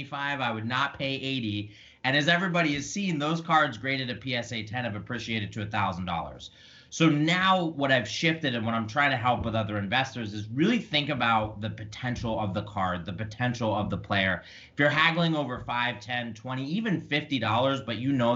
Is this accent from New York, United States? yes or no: no; Philadelphia, Pennsylvania, United States; I grew up in Philadelphia